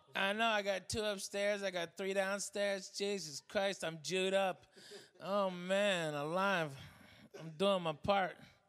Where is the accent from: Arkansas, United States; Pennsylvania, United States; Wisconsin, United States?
Arkansas, United States; As a Southerner, as a person who grew up in Arkansas